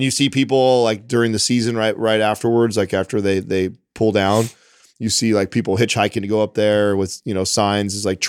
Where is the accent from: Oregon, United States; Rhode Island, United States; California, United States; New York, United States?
California, United States; Yeah, I grew up in the Central Valley.